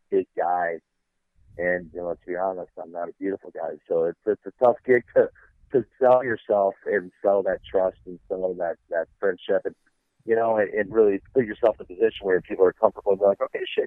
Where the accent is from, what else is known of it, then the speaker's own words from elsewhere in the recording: Midwest, United States; I'm a kid from the Midwest that didn't know shit, didn't have anything